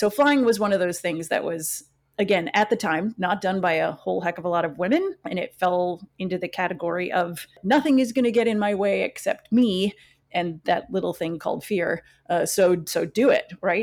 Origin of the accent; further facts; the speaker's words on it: northwest Wisconsin, United States; growing up in Wisconsin, where I did in the northwest part of the state